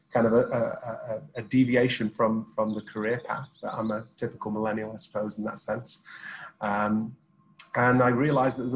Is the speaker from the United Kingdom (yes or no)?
yes; Sheffield, Yorkshire and the Humber, United Kingdom; now in Dubai, United Arab Emirates; I'm from Sheffield